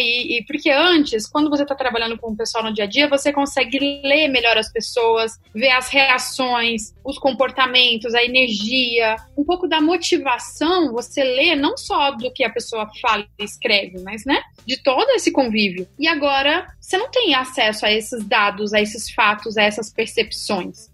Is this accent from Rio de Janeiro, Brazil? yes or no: no; south of Minas Gerais, Brazil; Eu sou mineira, do sul de Minas Gerais